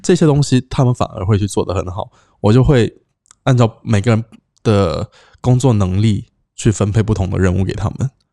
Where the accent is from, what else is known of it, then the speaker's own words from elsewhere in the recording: Cambodia; 我在这里长大